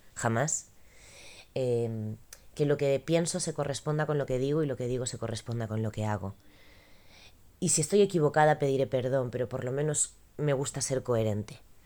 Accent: Galicia, Spain; Como gallega

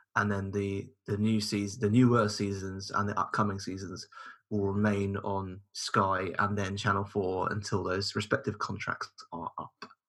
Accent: United Kingdom; us in the UK

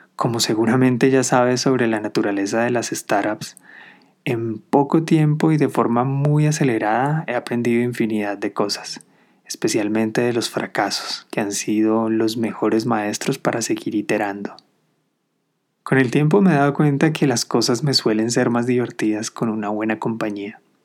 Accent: Colombia; Después de regresar a mi país de origen, Colombia

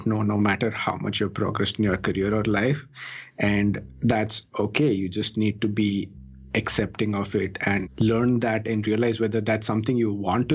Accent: Chennai, Tamil Nadu, India; now in Silicon Valley, United States; I was born and raised in the South Indian city of Chennai

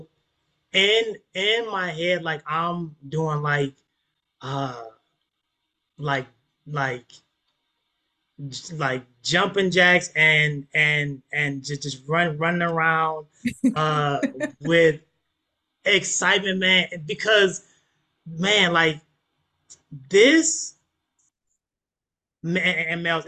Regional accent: United States; I am American born, American bred, American raised. So for the most part, all I know is America.

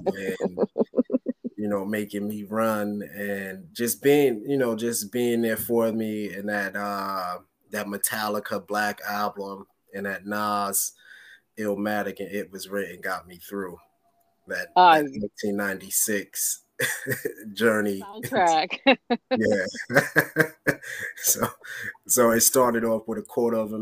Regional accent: New York, United States; moved away; also born or lived in West Trenton, New Jersey; I'm from New York

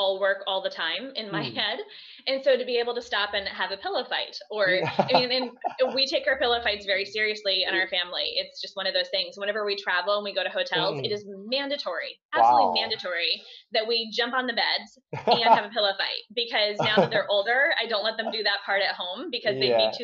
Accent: just outside of Philadelphia, Pennsylvania, United States; I'm actually from just outside of Philadelphia, Pennsylvania, in the States

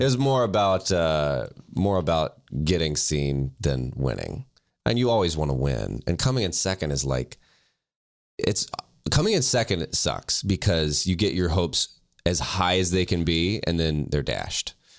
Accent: the South, United States; now in Los Angeles, United States; I'm from the South

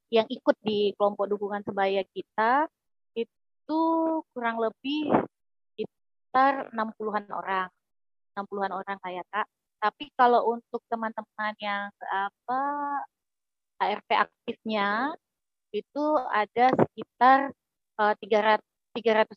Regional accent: Sintang, West Kalimantan, Indonesia; Saya aslinya dari Kalimantan Barat, khususnya di Kabupaten Sintang.

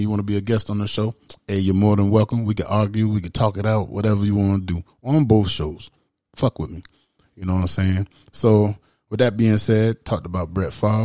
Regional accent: the South, United States; as an American that I am and from the South

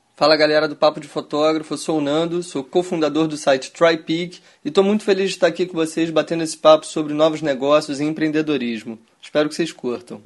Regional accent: Rio de Janeiro, Brazil; sou carioca

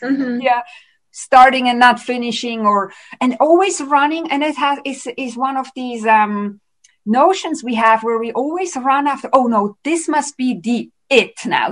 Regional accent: Switzerland; also born or lived in Vancouver, Canada; now in Canada; so I live in Canada, but I'm originally from Switzerland

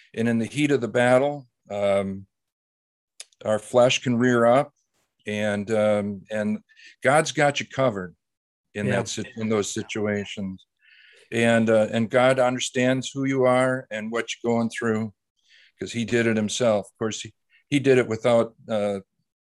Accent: Wisconsin, United States; also born or lived in Baton Rouge; I grew up in Wisconsin area

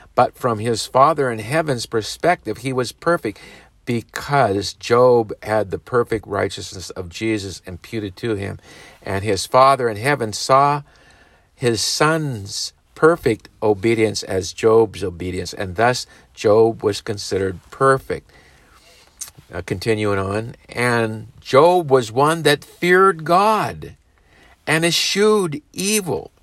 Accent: United States; as American parents

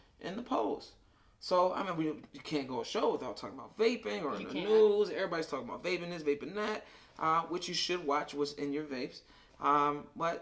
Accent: Michigan, United States; We're from Michigan

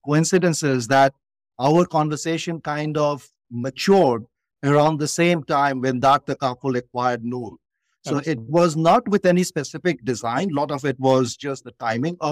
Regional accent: India; growing up in India

